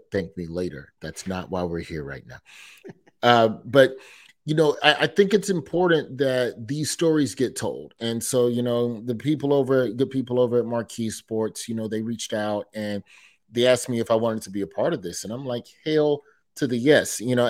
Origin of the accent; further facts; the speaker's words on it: New York, United States; born there; I'm a Mets fan. I was born in New York.